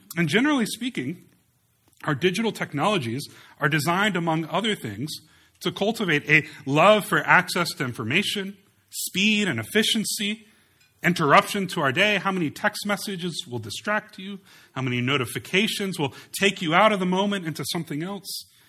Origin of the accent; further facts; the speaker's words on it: United States; we as American Christians